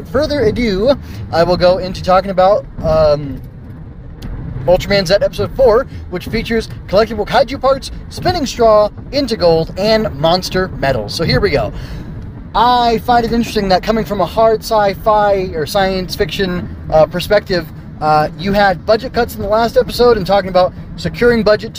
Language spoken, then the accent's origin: English; United States; I come from the United States of America